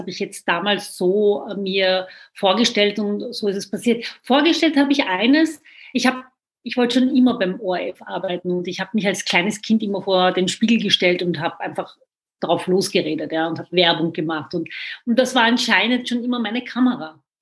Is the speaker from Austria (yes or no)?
yes; Vienna, Austria; ich bin in Wien geboren, aufgewachsen. Ich kenne die Türkei nicht